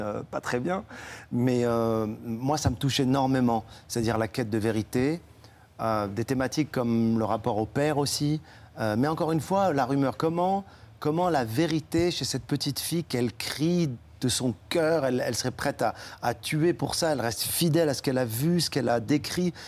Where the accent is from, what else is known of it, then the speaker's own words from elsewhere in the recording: Morocco; now in France; Je suis immigré en France et je suis marocain